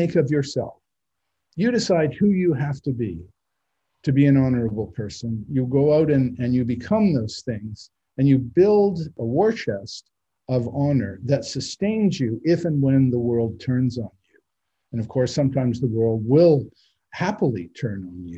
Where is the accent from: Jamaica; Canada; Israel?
Canada; now in United States; growing up in Canada